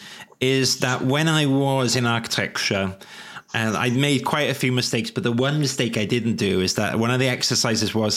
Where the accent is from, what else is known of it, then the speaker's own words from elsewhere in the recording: Wales, United Kingdom; moved away; I am allowed to do Welsh accents because I am Welsh.